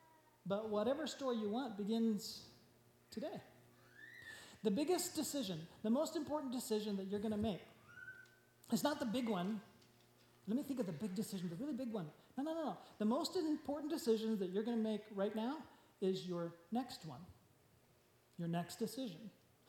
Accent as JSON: {"language": "English", "country": "Japan", "tie": "born or raised there", "said": "but I grew up in Japan, I understand exactly what they're saying."}